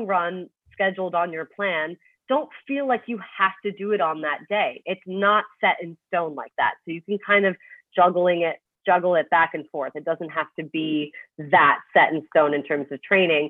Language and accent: English; Toronto, Ontario, Canada; now in Manhattan, United States; I'm from Toronto, so I'm used to like snow, you know, and like cold weather